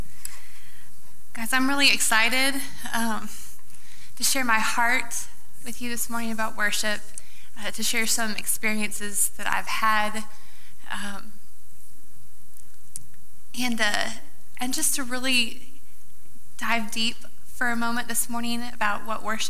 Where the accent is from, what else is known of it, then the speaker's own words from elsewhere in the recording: Iowa, United States; moved away; I actually grew up in Iowa